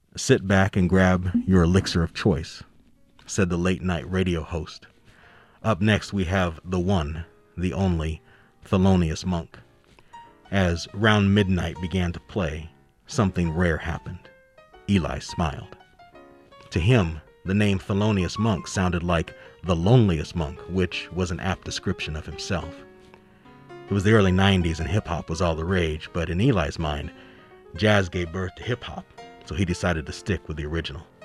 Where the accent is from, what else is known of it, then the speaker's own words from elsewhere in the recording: Denver, Colorado, United States; I've lived my whole life here in Colorado. I grew up in Denver